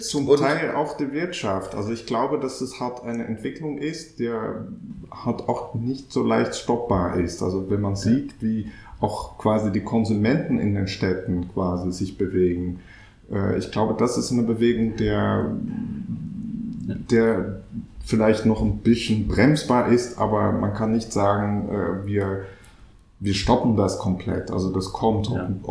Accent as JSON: {"language": "German", "country": "Netherlands", "moved": "yes", "lives_now": "Berlin, Germany", "said": "ich bin Niederländer"}